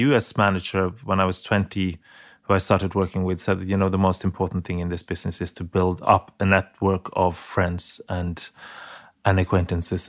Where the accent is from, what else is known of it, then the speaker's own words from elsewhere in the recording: Norway; my home country